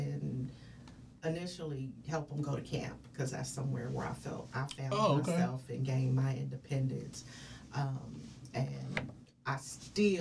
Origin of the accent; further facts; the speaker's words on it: the Bay Area, California, United States; I am from the Bay